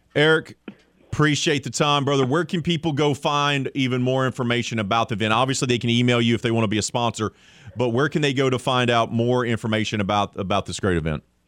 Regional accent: Mobile, Alabama, United States; I'm from Mobile

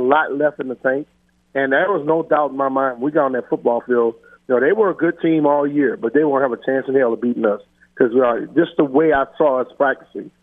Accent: Plaquemine, Louisiana, United States; also born or lived in Lafayette, Louisiana; growing up in Plaquemine and then coming to Lafayette

